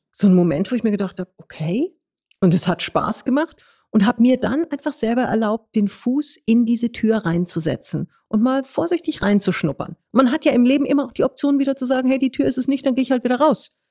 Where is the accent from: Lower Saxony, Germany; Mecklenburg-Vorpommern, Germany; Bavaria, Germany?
Bavaria, Germany; Munich; bin geborenes Münchner Kindel